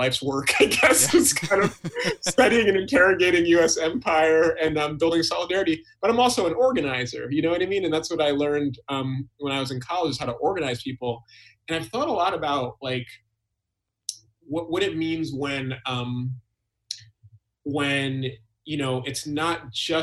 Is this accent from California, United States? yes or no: no; Albany, New York, United States; now in Boston, United States; I actually grew up in upstate New York